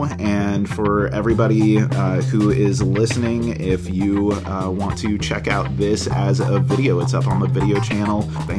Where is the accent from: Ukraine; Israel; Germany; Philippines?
Philippines; Manila, Metro Manila; born there; also born or lived in New Delhi, India; I was born in Manila, Philippines. I lived in New Delhi, India for a while.